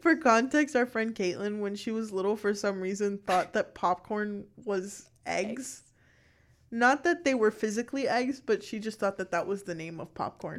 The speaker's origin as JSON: {"language": "English", "town": "Miami", "region": "Florida", "country": "United States", "said": "I'm also from Miami. We're both from South Florida."}